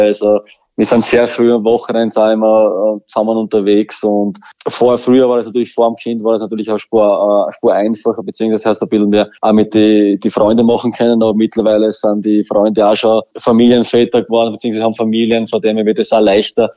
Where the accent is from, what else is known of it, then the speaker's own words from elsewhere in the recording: Burgenland, Austria; als Burgenländer